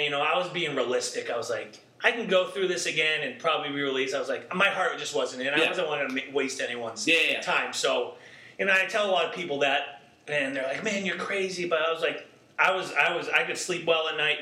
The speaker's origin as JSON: {"language": "English", "town": "Boston", "region": "Massachusetts", "country": "United States", "tie": "born or raised there", "accent": "Boston", "moved": "as an adult", "said": "I grew up in the Boston area."}